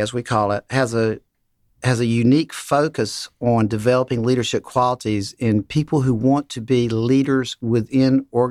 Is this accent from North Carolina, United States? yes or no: no; Waycross, Georgia, United States; from Waycross. I grew up in Waycross.